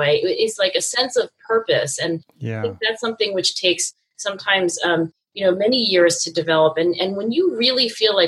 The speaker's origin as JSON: {"language": "English", "region": "New Jersey", "country": "United States", "tie": "born or raised there", "said": "being an Asian female growing up in South Jersey suburbs"}